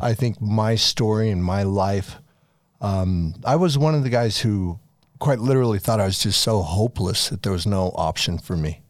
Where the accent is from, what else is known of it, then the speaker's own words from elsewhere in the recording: Farmington, Utah, United States; also born or lived in France / Las Vegas, Nevada / East Coast; I grew up in Farmington, Utah, more or less, from the time I was eight. We lived in France for a couple years when I was younger